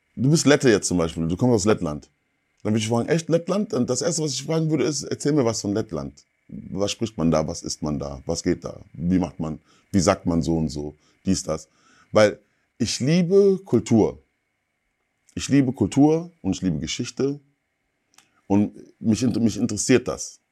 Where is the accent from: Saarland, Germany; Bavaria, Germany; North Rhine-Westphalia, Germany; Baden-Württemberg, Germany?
North Rhine-Westphalia, Germany; Ruhr area; ich bin bei deutschen Eltern groß geworden und im Ruhrgebiet gab es nicht so viele Schwarze.